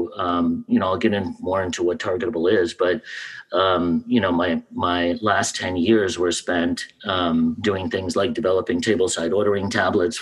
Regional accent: New York City, New York, United States; also born or lived in Russia; I grew up in Washington Heights in New York before it was hip.

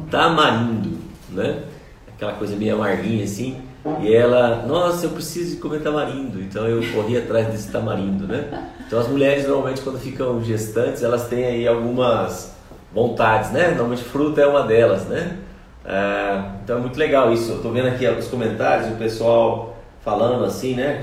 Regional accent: Paraná, Brazil; na minha casa, quando criança, lá na minha cidade, lá no Paraná, nós tínhamos lá um pomar

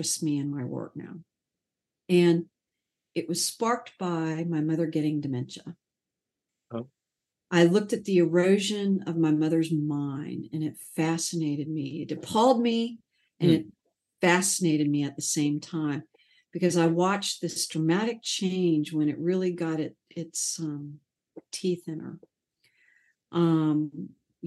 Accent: Sarasota, Florida, United States; moved away; also born or lived in Atlanta, Georgia / Chattanooga, Tennessee; Sarasota, the town I grew up in Florida, was also a very grid city

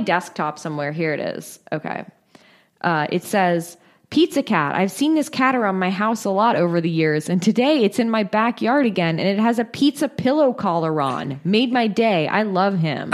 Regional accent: Northern California, United States; moved away; I'm originally from Northern California

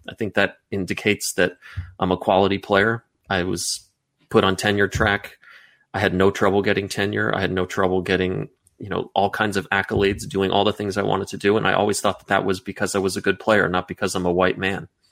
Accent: United States; me as an American guy who grew up in the suburbs going to the mall

